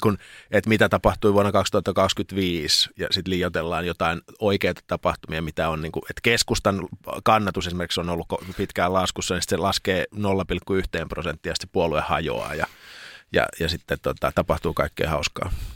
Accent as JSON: {"language": "Finnish", "town": "Lappeenranta", "region": "South Karelia", "country": "Finland", "tie": "born or raised there", "moved": "as an adult", "said": "kun muutin Lappeenrannasta sitten opiskelemaan"}